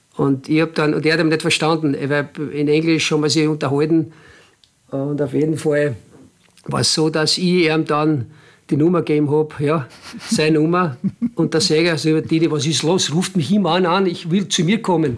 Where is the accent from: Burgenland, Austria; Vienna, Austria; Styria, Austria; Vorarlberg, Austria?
Burgenland, Austria; Mattersburg; moved away as an adult; also born or lived in Basque Country / Germany; now in Linz, Austria; Mattersburg natürlich äh, ist mein Heimatclub, es ist meine Heimatstadt